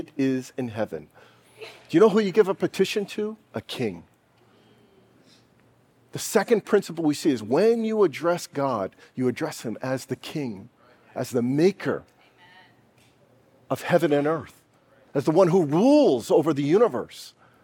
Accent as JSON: {"language": "English", "country": "United States", "said": "I'm an American."}